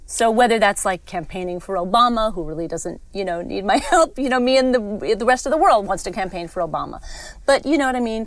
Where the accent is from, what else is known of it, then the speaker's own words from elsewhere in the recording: New York City, New York, United States; I grew up in New York City